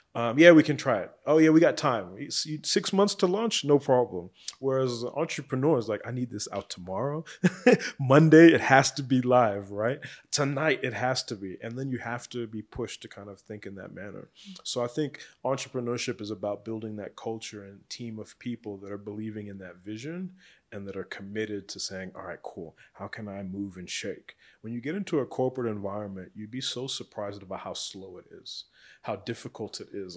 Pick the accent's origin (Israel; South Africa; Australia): South Africa; as South African entrepreneurs